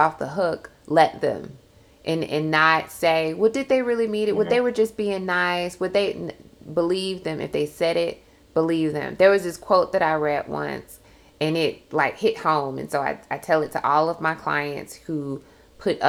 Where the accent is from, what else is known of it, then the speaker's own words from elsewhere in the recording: the South, United States; me growing up in the South